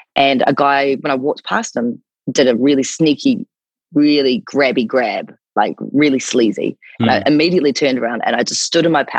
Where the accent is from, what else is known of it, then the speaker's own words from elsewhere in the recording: New Zealand; accent: New Zealand; moved away; also born or lived in Gold Coast, Australia; my accent is from New Zealand